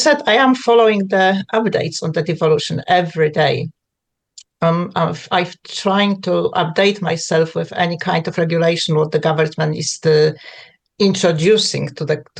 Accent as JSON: {"language": "English", "country": "Poland", "tie": "born or raised there", "second_language": "English", "moved": "as an adult", "lives_now": "United Kingdom", "said": "I grew up in Poland. I left Poland when I was a young girl"}